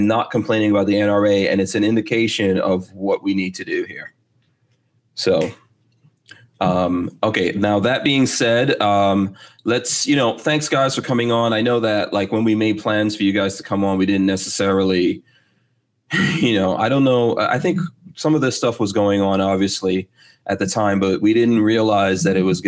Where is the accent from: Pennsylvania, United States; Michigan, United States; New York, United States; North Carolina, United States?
New York, United States; I grew up in New York as well